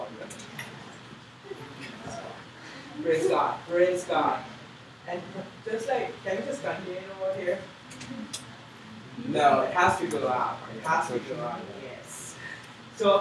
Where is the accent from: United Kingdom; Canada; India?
India; moved away; But that's my home country